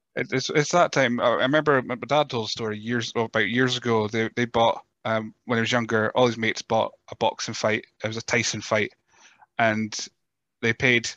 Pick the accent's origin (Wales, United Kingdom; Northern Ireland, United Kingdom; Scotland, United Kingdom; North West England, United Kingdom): Scotland, United Kingdom; north of; accent: Scottish, Teuchter (north of Scotland); with my Scottish accent, I don't know if it's just Chuchterness from the, up the north of Scotland